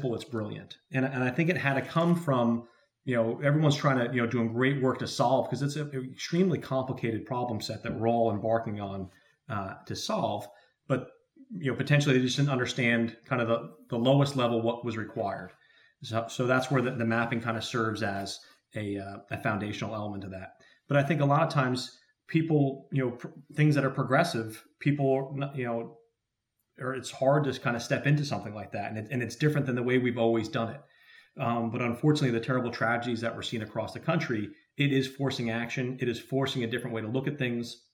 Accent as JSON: {"language": "English", "region": "New Jersey", "country": "United States", "tie": "born or raised there", "said": "the state of New Jersey, where I'm very proud to be from, that's where our office is located. We have field offices spread throughout the country, but New Jersey's my home state"}